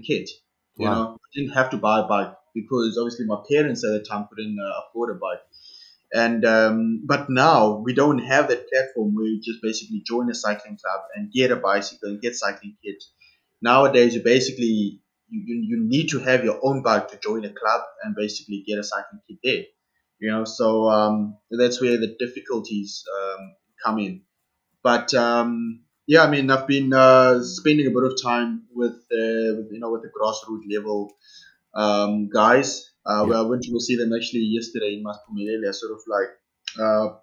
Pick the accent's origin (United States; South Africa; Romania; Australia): South Africa; first language Xhosa; English is a second language; moved away as an adult; I was going to be the only Black South African for the circuit